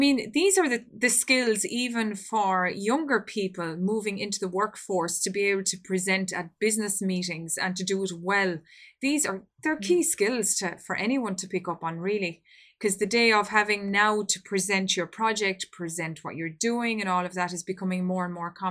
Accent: Ireland; We're very strong cousins, us Irish and Welsh people

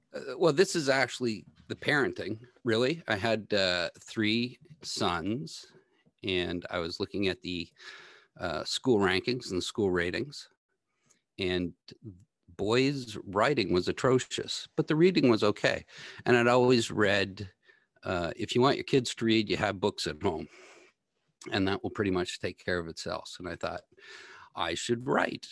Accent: Sheridan Park, near Atomic Energy of Canada Limited, Ontario, Canada; I grew up in the Sheridan homelands right beside Atomic Energy of Canada Limited

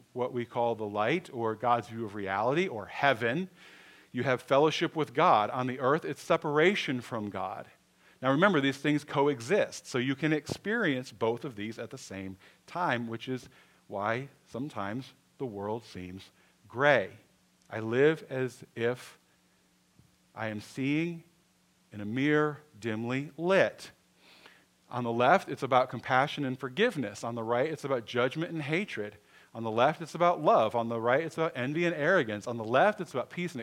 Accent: Michigan, United States; I was born in Michigan

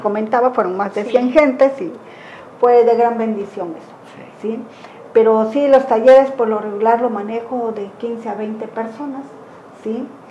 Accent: Cuichapa, Veracruz, Mexico; also born or lived in Isthmus of Tehuantepec, Oaxaca; now in Huatulco, Mexico; originaria de Cuichapa, Veracruz. Viví parte de mi vida en el Istmo

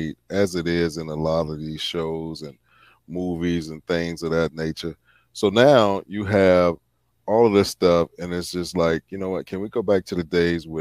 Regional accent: Virginia, United States; my home state of Virginia

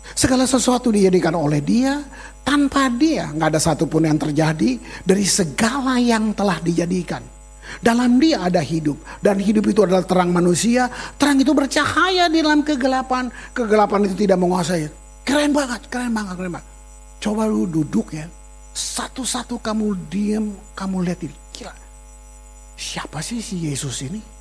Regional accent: Maluku, Indonesia

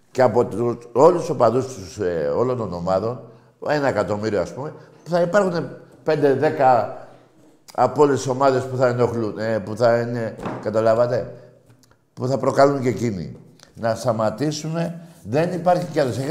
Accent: Greece; ε, είμαστε Έλληνες. Να διαφωνούμε όπως διαφωνούμε εδώ.

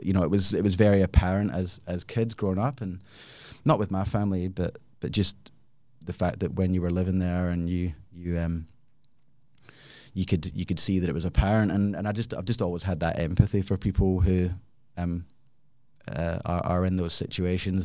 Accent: Glasgow, Scotland, United Kingdom; moved away as an adult; also born or lived in Australia; now in Perth, Australia; I am originally from Glasgow, came to Australia about twenty-one years ago.

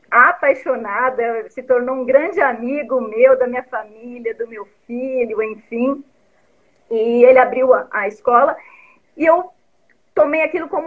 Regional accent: Vargem Grande do Sul, São Paulo, Brazil; born there; Eu sou nascida em Vargem Grande do Sul, uma cidadezinha do interior, e desde sempre eu quis morar numa cidade grande. Então eu saí muito cedo de lá, né?

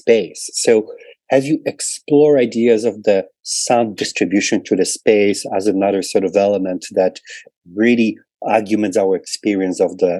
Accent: Poland; growing up in Poland

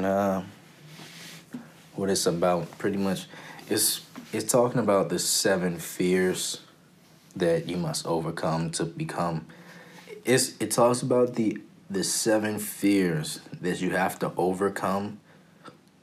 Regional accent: Prince George's County, Maryland, United States; also born or lived in Washington, D.C.; I am from PG County, Maryland. Born and raised. Well, actually, I was born in D.C., raised in PG County.

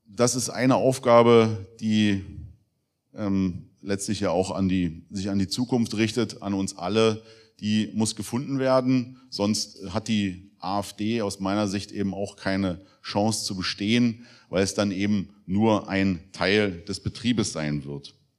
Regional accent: Germany; als Deutsche leben zu dürfen

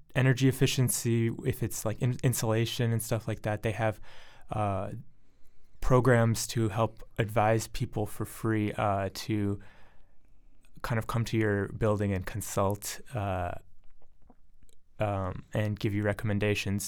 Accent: Ann Arbor, Michigan, United States; moved away as an adult; also born or lived in Boston area, Massachusetts / Arlington, Massachusetts; now in Somerville, United States; I was born and raised in Ann Arbor, Michigan

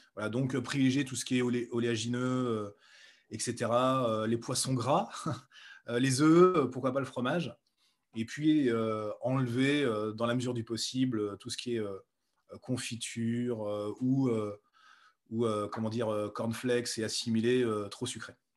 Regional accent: Bourges, Centre-Val de Loire, France; moved away as an adult; also born or lived in Nevers; je suis né à Nevers et j'ai vécu 22 euh, ans à Bourges

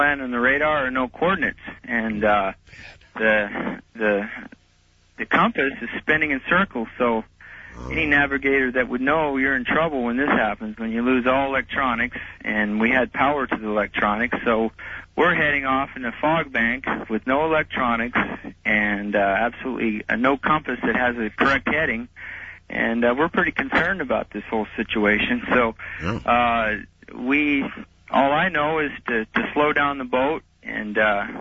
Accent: Alaska, United States; I grew up here in Alaska, I fished here all my life

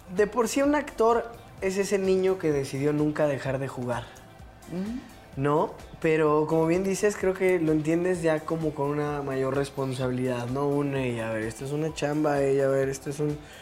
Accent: Mexico City, Mexico; yo crecí en Santa María la Ribera, ah. esta colonia emblemática y enigmática de la Ciudad de México

